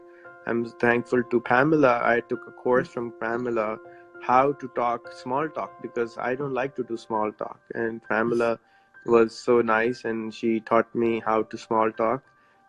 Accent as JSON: {"language": "English", "country": "Pakistan", "said": "I'm from Pakistan."}